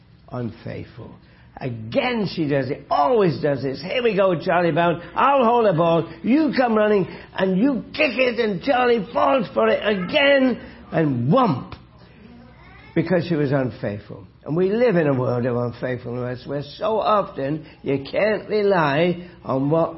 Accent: Hamilton, Ontario, Canada; I'm from Hamilton, a long way away from... Kitchener.

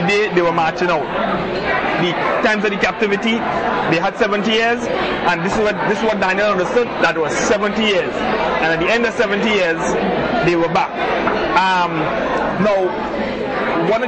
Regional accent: Trinidad & Tobago; moved away; I'm from Trinidad

